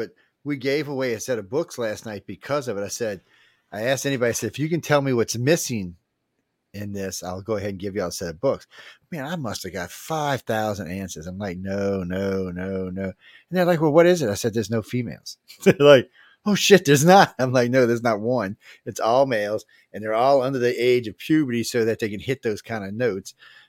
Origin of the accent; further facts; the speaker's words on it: Louisiana, United States; I'm from the South